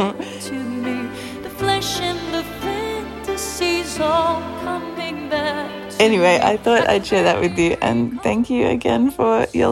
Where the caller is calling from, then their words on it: Australia; I'm calling from Australia.